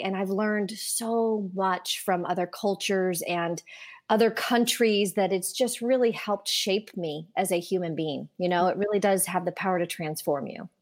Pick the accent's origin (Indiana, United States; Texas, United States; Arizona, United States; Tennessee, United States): Indiana, United States; born or raised there